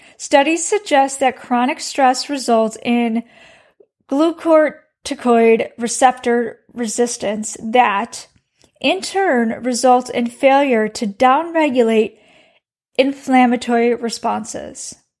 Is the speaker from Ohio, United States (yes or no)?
no; Chicago, Illinois, United States; now in Texas, United States; I am from the Midwest, so I'm from Chicago.